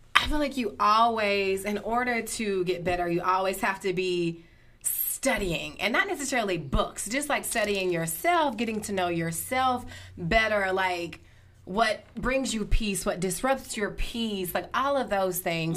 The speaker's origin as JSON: {"language": "English", "town": "Flora", "region": "Mississippi", "country": "United States", "tie": "born or raised there", "said": "born and raised in Flora"}